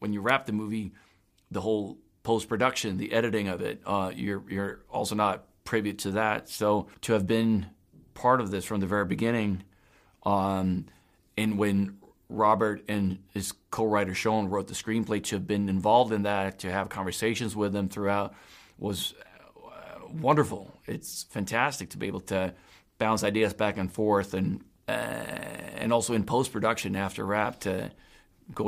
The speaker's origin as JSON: {"language": "English", "country": "Sweden", "tie": "born or raised there", "also_born_or_lived": "Öland", "said": "I was born in Sweden, and we had a house on Öland, which is one of the Swedish islands in the Baltic Sea"}